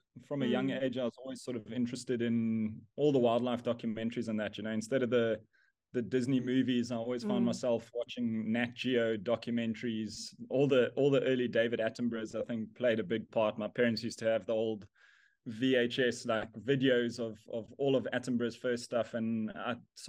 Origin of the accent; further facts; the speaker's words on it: South Africa; Yes, I grew up here in South Africa in a small town called Bridgestrom, which no one will know on a map anyway.